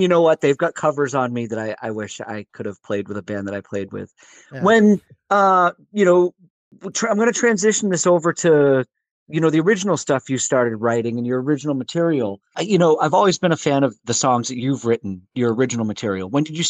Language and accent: English; Vermont, United States; growing up in Vermont, And having come from Vermont